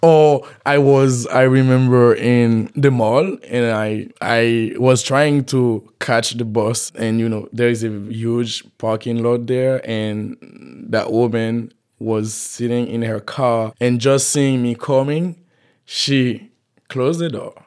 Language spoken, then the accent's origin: English; Haiti; moved away as an adult; now in Fayetteville, United States; I am from Haiti. I've been living in Fayetteville, Arkansas for a year now.